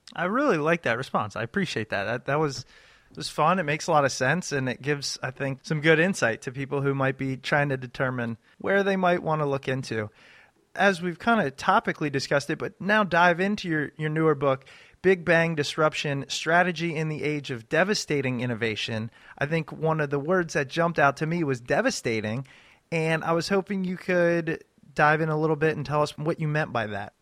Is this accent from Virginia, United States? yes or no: yes; Ashburn, Virginia, United States; John and I grew up in Ashburn, Virginia